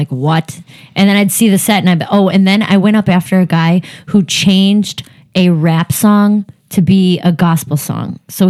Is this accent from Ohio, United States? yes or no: yes; Cleveland, Ohio, United States; But when I'm on the road, I say, just say I'm from Cleveland.